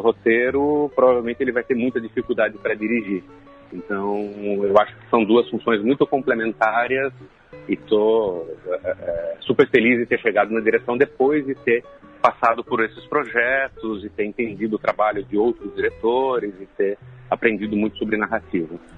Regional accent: Jundiaí, São Paulo, Brazil; moved away as an adult; acontece em Jundiaí, que é uma cidade do interior de São Paulo, a minha cidade natal. É, eu vivi lá até os 20 anos de idade

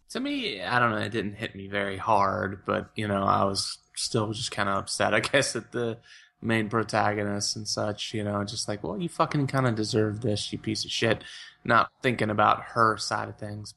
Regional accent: United States; my role as an American

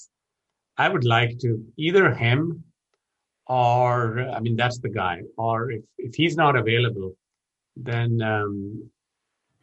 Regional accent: Pakistan; now in United States; I'm originally from Pakistan

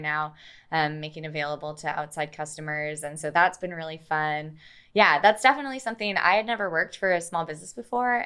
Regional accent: Minnesota, United States; moved away as an adult; also born or lived in Pennsylvania; now in Oklahoma, United States; I got my undergraduate degree in geology in my home state of Minnesota

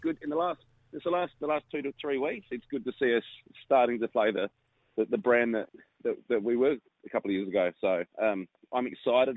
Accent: Adelaide Hills, South Australia, Australia; I grew up in Adelaide Hills

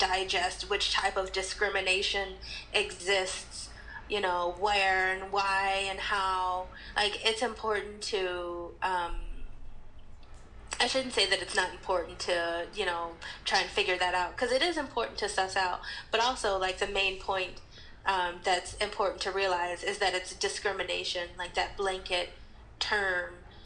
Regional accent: United States; moved away as an adult; being in a traveling black American

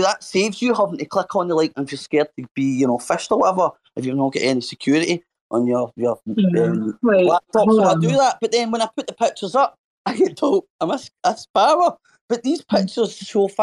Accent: Scotland, United Kingdom; My dad's English, and I'm Scottish. I'm from Scotland. I've been in Scotland for 30 years and brought up in Scotland

